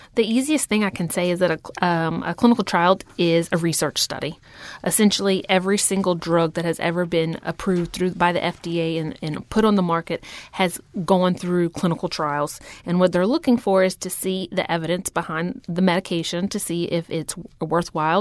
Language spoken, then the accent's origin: English; Houma, Louisiana, United States; moved away as an adult; now in New Orleans, United States; I grew up in Houma, Louisiana. I came here for nursing school and haven't left since. I'm now transplanted in New Orleans.